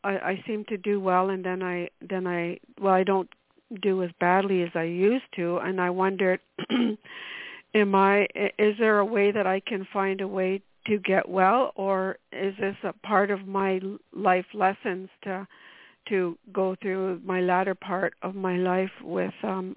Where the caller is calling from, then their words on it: Ontario, Canada; Yeah, near okay. near London, Ontario.